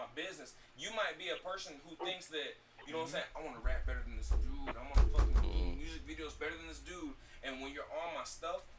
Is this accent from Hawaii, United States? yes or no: no; Selma, North Carolina, United States; Where I'm from, Selma.